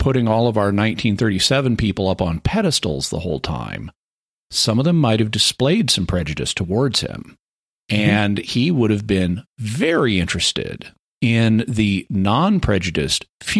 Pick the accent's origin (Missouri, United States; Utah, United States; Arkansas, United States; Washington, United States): Arkansas, United States; Fayetteville; My hometown here in Fayetteville, Arkansas